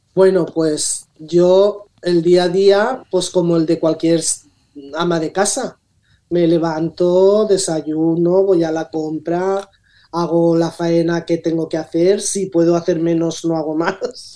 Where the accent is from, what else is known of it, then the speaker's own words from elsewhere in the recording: Rocafort, Valencian Community, Spain; nací aquí en Rocafort